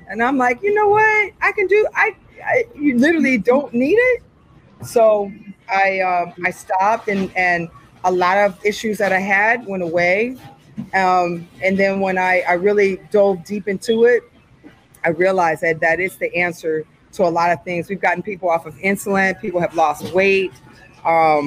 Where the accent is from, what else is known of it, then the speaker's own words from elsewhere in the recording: Milan, Michigan, United States; also born or lived in New York; I was born in New York, and then we moved to Michigan. I was 5 years old. So I was raised right outside of Ann Arbor.